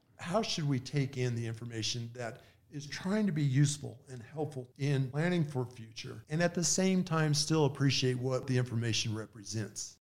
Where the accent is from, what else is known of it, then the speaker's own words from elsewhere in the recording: Flagstaff, Arizona, United States; Growing up in Flagstaff